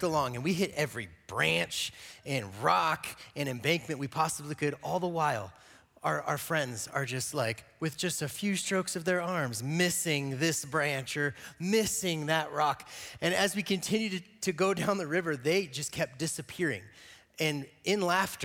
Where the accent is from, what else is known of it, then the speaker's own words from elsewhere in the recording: Gypsum, Colorado, United States; also born or lived in Eagle, Colorado; I grew up in Eagle and Gypsum.